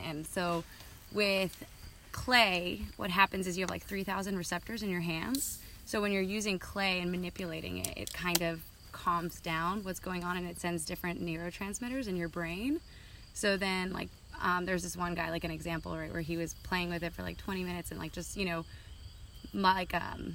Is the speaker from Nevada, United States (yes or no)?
no; New Mexico, United States; moved away; I'm from New Mexico